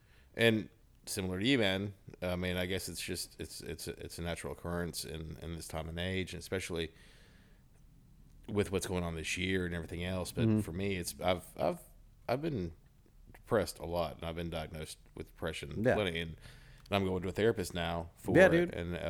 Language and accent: English; Ozark, United States; He's an Ozark boy. And I grew up in Ozark.